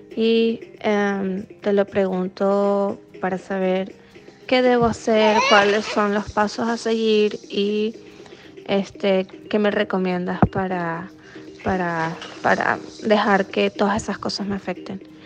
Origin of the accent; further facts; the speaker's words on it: Venezuela; now in Stamford, United States; soy venezolana, vivo en Stanford, Connecticut, en los Estados Unidos